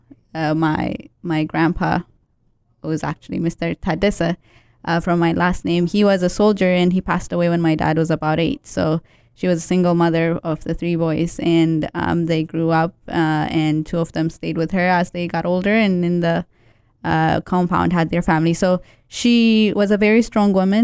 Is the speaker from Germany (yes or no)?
no; Ethiopia; moved away; Growing up in Ethiopia